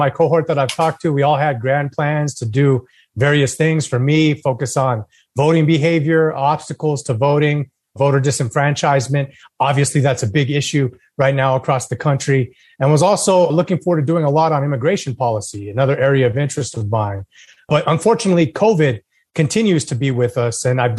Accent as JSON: {"language": "English", "town": "Las Vegas", "region": "New Mexico", "country": "United States", "tie": "born or raised there", "also_born_or_lived": "San Diego", "said": "I was born in a small town north of Albuquerque called Las Vegas, New Mexico. So I'm from the great state of New Mexico."}